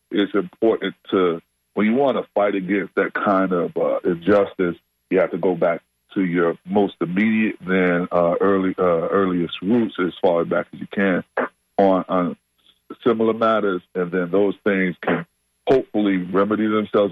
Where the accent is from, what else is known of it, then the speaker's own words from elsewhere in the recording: Tampa, Florida, United States; my hometown over there, uh, Tampa